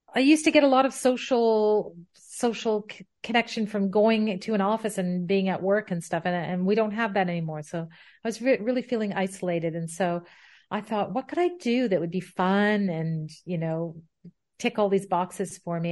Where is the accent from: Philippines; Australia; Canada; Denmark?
Canada; Ottawa, Ontario; moved away as an adult; also born or lived in Pembroke / England; I am Canadian and, uh, born in Ottawa, where I currently reside. However, I haven't lived most of my life here. I, I was, I, I was here as a child and a young adult